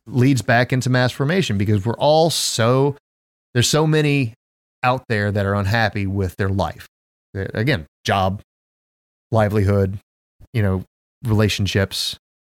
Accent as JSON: {"language": "English", "region": "the South", "country": "United States", "tie": "born or raised there", "said": "I was raised in the South"}